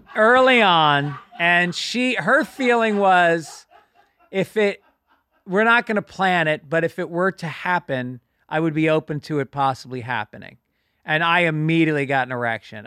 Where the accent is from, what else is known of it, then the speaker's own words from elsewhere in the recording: New York, United States; I grew up in New York